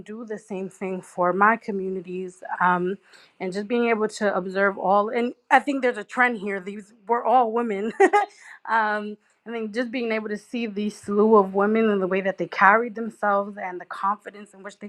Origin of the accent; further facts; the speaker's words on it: New York City, New York, United States; a young woman growing up in Brooklyn